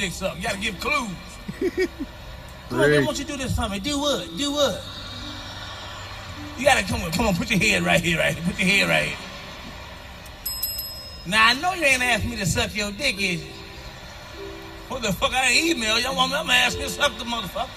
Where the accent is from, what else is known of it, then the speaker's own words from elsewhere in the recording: Chicago, Illinois, United States; I'm from Chicago